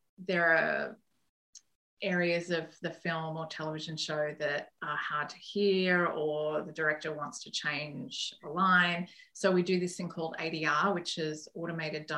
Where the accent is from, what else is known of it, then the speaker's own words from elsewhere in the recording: Sydney, New South Wales, Australia; moved away as an adult; now in United States; I'm from Sydney